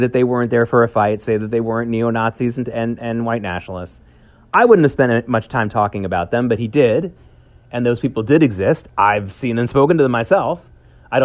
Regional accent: the South, United States; moved away; I grew up a lot in the South

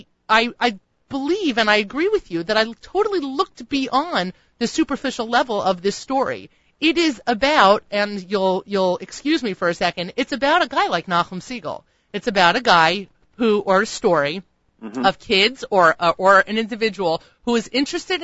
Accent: New York, United States; me as a New Yorker

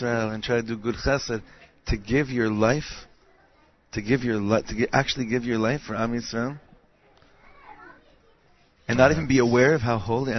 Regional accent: Los Angeles, California, United States; moved away; also born or lived in Ra'anana, Israel; We grew up in... Half in L.A. and half in Ranana

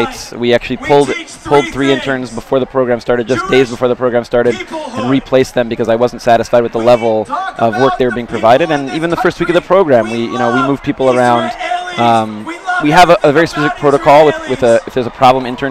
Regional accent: Los Angeles, California, United States; moved away as an adult; also born or lived in San Diego, California; now in Israel; I'm originally from Los Angeles, California.

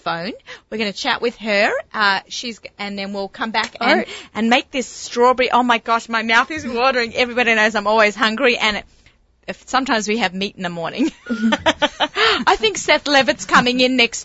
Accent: Australia; moved away; I'm Australian

